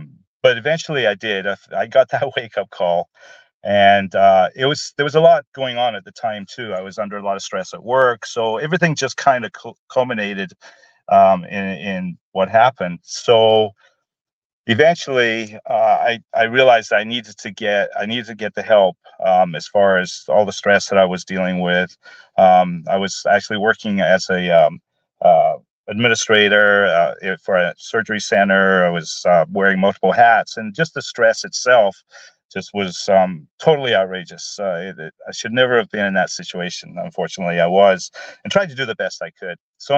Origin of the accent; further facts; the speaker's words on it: Glasgow, Scotland, United Kingdom; born there; now in Portland, United States; originally, I was born in Glasgow, Scotland, lived in Portland for probably over 40 years now.